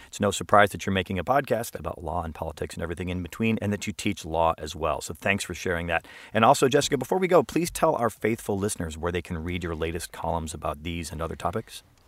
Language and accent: English; Chicago, Illinois, United States; my hometown of Chicago